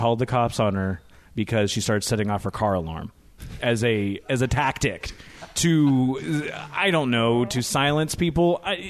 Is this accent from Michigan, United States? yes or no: no; University Place, Washington, United States; And I grew up in University Place, which was from a family that moved there in the 60s due to military.